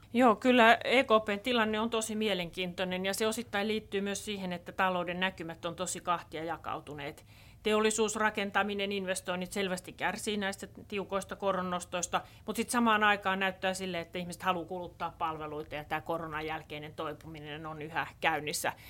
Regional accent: Southeast Finland, Finland; Mä oon Kaakkois-Suomesta kotoisin

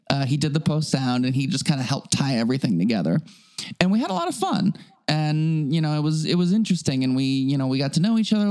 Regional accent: Anchorage, Alaska, United States; moved away; I grew up in Anchorage, Alaska.

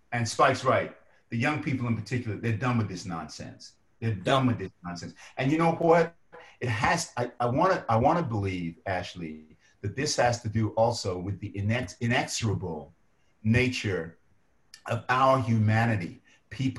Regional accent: London, United Kingdom; moved away; I was born in Lewisham Hospital in Southeast London

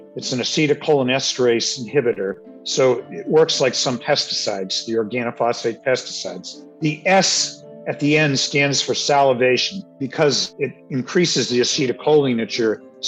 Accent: Cape Cod, Massachusetts, United States; where I grew up on Cape Cod, the town reservoir has blooms every year

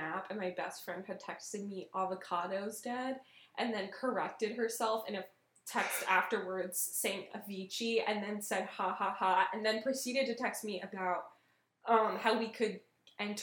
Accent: Tucson, Arizona, United States; video rental store in my hometown, Casa Video

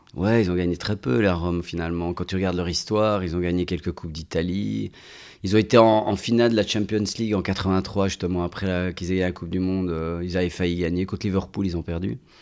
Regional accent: Belgium; je suis né, j'ai grandi en Belgique

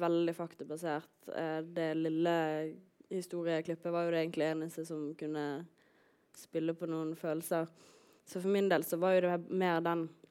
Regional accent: Voss, Vestland, Norway; jeg er jo fra Voss

